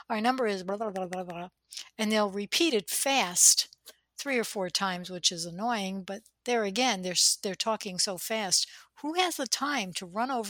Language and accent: English; New Jersey, United States; accent: Jersey; day we'll do a podcast in our Jersey accents, but I try not to use it.